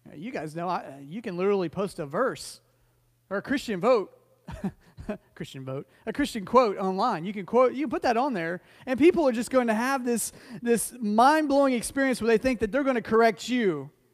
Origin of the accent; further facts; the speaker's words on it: Oklahoma City, Oklahoma, United States; moved away; when I was younger, I grew up in Oklahoma City